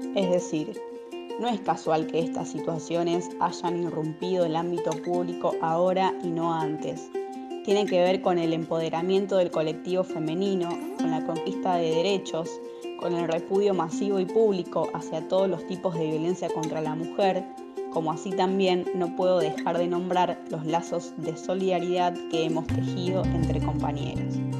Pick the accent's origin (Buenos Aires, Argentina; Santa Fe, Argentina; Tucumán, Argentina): Santa Fe, Argentina; Chovet; soy de Choet, un pueblo ubicado al sur de Santa Fe